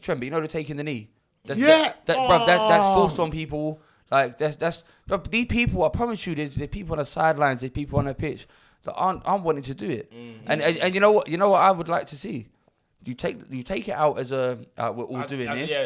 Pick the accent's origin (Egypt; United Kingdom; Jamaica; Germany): United Kingdom; London; I grew up in Bethnal Green, one of the most multicultural places